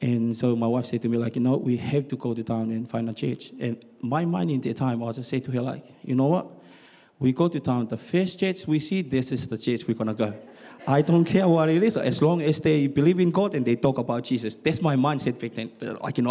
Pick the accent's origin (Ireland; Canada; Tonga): Tonga; also born or lived in Rotorua, New Zealand; now in South Island, New Zealand; I'm from Tonga